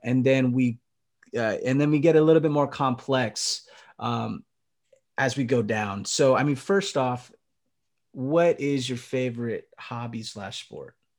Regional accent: Philippines; as a Filipino man, I can understand because my, my family loves karaoke as well

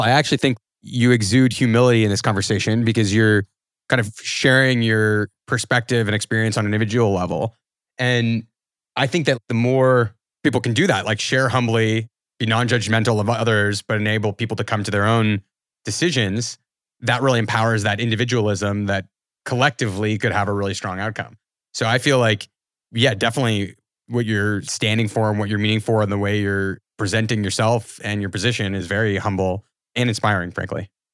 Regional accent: Canada; I'm Canadian

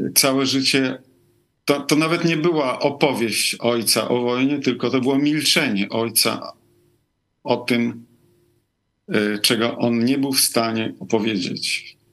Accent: Lviv, Lviv Oblast, Ukraine; now in Rome, Italy; pochodzę z Lwowa. Urodziłem się w Związku Radzieckim

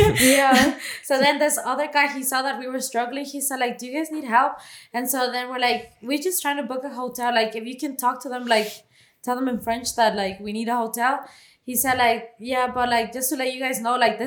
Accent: Mexico; we're Mexican.

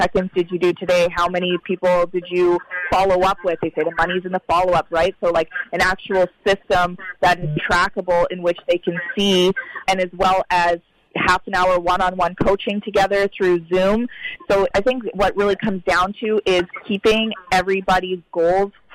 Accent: Canada; I'm from Canada

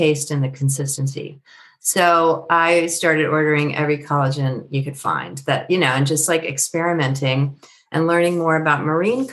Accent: San Francisco Bay Area, California, United States; I'm from the Bay Area, as you know, San Francisco Bay Area

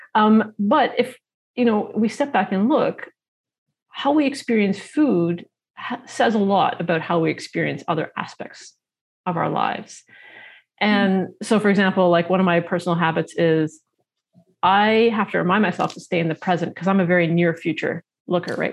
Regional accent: Toronto, Ontario, Canada; I grew up in Toronto

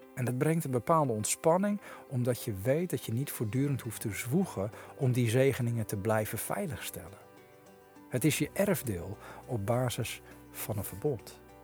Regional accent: Netherlands; we als Nederlanders

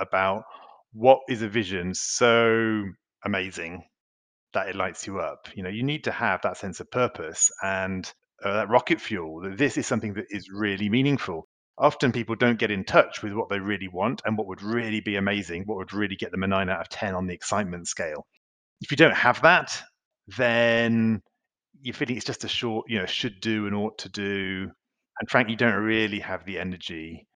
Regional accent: United Kingdom; moved away as an adult; now in Paris, France; I'm also British, which might explain my accent today.

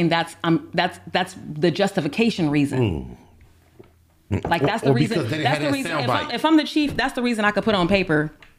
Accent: California, United States; also born or lived in Orlando, Florida; I was born in Orlando, Florida, and so I travel there a lot. But when I go, my family there, there's a misconception that like because you're from California, like you're rich

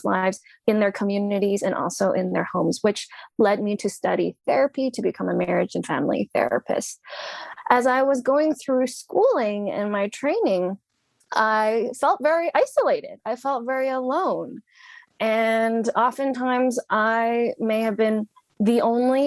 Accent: Hong Kong; moved away; I was born in Hong Kong during British rule. So we were colonized people.

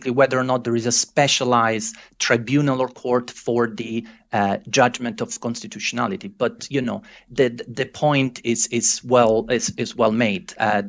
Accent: Italy; I might be biased, fair enough, I'm originally from Italy, but I do think that the Italian system represents a very good compromise.

